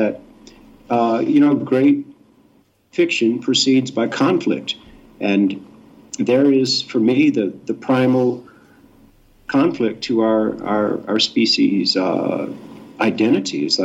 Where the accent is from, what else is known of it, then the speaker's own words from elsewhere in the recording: Houston, Texas, United States; moved away as an adult; also born or lived in Mississippi / Utah; I grew up in the Bible Belt in Texas